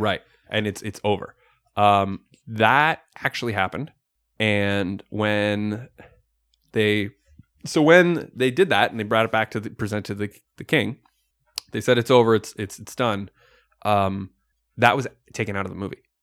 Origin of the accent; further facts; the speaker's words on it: Canada; We are Canadian